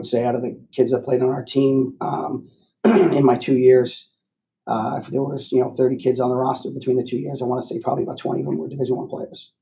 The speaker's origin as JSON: {"language": "English", "town": "White Plains", "region": "New York", "country": "United States", "tie": "born or raised there", "said": "So I grew up in White Plains, New York. So I'm a local kid"}